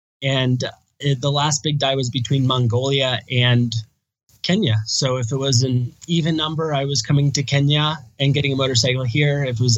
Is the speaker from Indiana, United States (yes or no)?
yes; Indiana, United States; moved away as an adult; also born or lived in Thailand; I'm from Indiana in the United States.